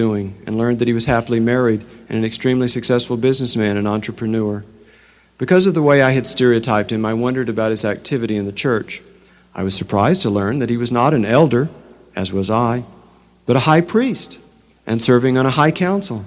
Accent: the Bible Belt, United States; As a Protestant growing up in the Bible Belt, I recited the Lord's Prayer by memory almost every Sunday.

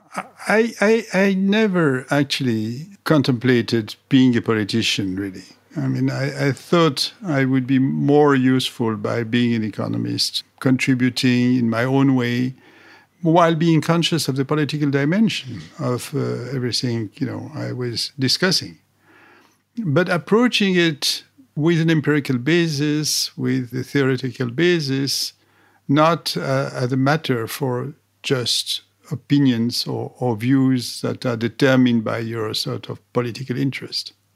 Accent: Paris, Île-de-France, France; I was educated as a, as an engineer in, in, in France, in Paris. I grew up there

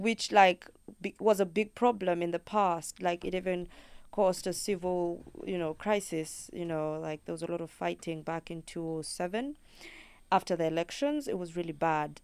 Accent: Kenya; first language Luo; English is a second language

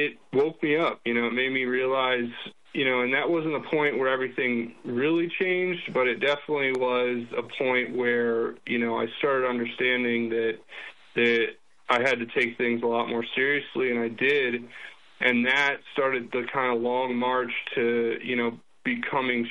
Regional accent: Florida, United States; moved away as an adult; also born or lived in New Mexico; growing up in Florida

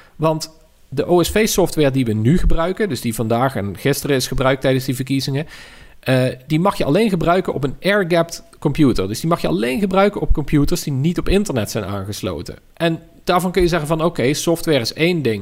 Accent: Tilburg, North Brabant, Netherlands; Tilburg, waar ik vandaan kom

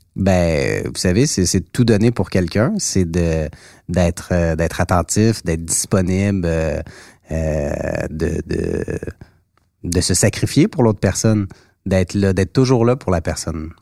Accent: Mont-Saint-Hilaire, Quebec, Canada; j'ai grandi dans mon comté, j'ai grandi à Mont-Saint-Hilaire

